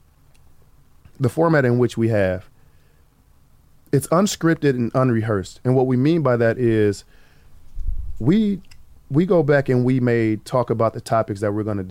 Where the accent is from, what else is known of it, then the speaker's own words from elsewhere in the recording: Racine, Wisconsin, United States; also born or lived in Tupelo, Mississippi; I grew up in Racine, Wisconsin